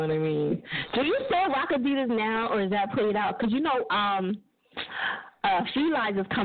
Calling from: Fort Lauderdale, Florida, United States; Fort Lauderdale, yes.

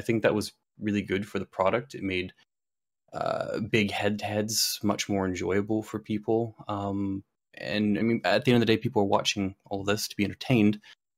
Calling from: Burlington, Ontario, Canada; Hello, I am calling from Burlington, Ontario.

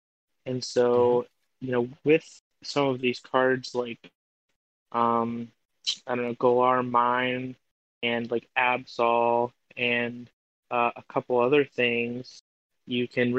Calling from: Cleveland, Ohio, United States; calling in from Cleveland, Ohio.

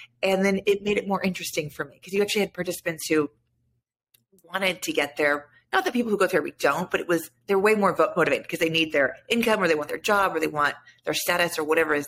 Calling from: California, United States; I'm in Northern California, about an hour north of San Francisco.

